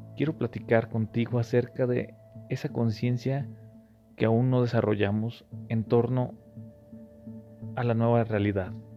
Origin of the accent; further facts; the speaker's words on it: Mexico; como buen mexicano